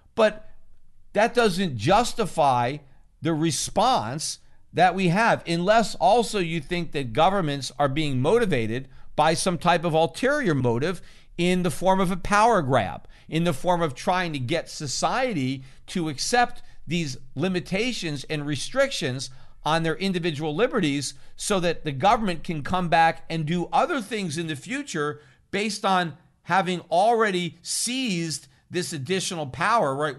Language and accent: English; United States; from the perspective of an American citizen and as an American taxpayer